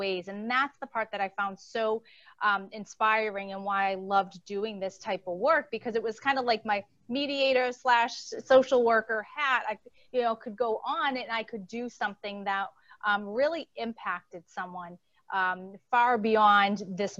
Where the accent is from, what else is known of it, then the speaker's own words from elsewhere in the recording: Boston, Massachusetts, United States; accent: Boston; now in Connecticut, United States; And I am originally from Boston. So you're going to hear an accent squeak in probably every few words.